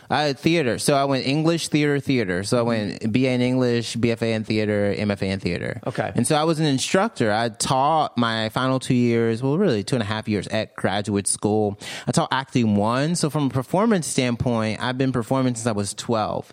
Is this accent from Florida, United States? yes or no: no; Mississippi, United States; moved away as an adult; also born or lived in Alabama / Tampa; now in New York, United States; I'm from Mississippi originally.